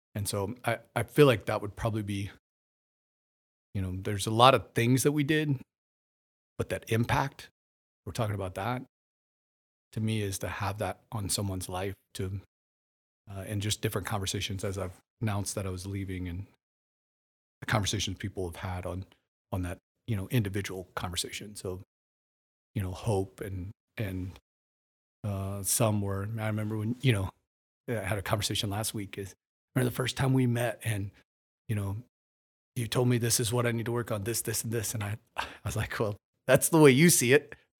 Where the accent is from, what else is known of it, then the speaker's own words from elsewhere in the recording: Warsaw, Missouri, United States; moved away as an adult; also born or lived in Las Vegas, Nevada; now in Kokomo, United States; I'm from the Ozarks in Missouri